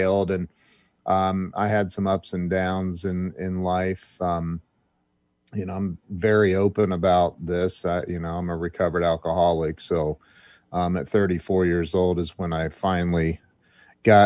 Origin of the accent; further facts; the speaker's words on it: Indian Lake, Ohio, United States; about 7 years old growing up in Indian Lake, Ohio.